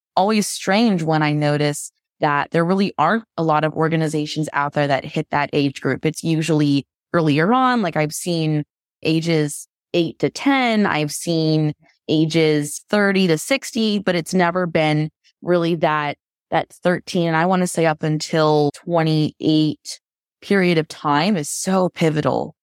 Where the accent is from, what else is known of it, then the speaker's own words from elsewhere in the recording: Florida, United States; also born or lived in Vancouver; now in Washington, D.C., United States; I'm from Florida originally, moved to Vancouver, and then now I'm back in the States